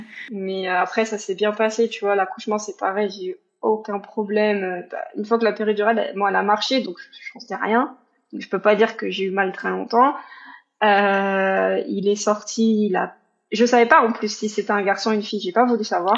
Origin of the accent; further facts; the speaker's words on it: Paris region, Île-de-France, France; moved away as an adult; also born or lived in Mayenne, France; now in Canada; je suis pas de la Mayenne, je viens de région parisienne à la base